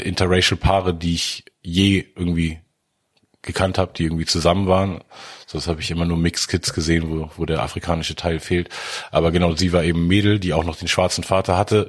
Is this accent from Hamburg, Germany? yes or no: yes; Hamburg, Germany; woher kommst du? Und da habe ich gesagt, Hamburg